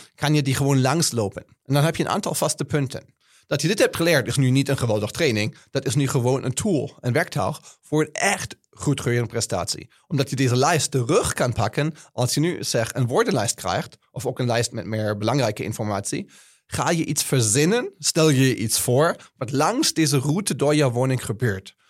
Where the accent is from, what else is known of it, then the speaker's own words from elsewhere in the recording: Germany; Dutch is a second language; now in Netherlands; ik ben Duitser, als je kan horen